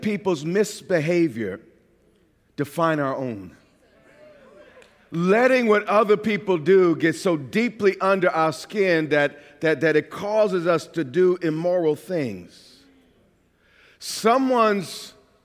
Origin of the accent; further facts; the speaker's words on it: New York, United States; accent: New York; moved away as an adult; I've been out of New York for over 20 years. Get me mad enough, though, all of a sudden my New York accent is right back.